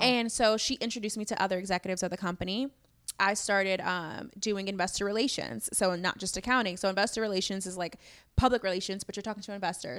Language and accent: English; Chicago, Illinois, United States; I'm from Chicago, born and raised